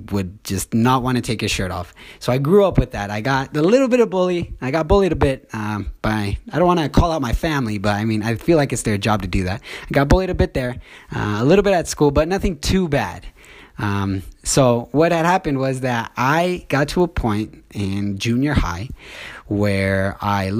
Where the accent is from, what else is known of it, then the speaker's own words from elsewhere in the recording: Orem, Utah, United States; I'm from Orem, Utah. I've lived here my whole life